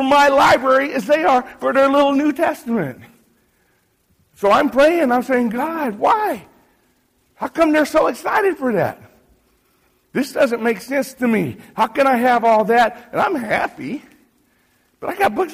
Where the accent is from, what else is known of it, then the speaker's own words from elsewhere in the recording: United States; moved away as an adult; now in Haiti; I'm an American. I'm not Haitian